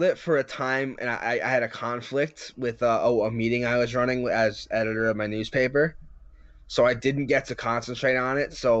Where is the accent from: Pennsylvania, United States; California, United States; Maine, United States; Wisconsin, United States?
Pennsylvania, United States; near Scranton; also born or lived in New York; I used to just say Scranton because it's the closest city to where I live.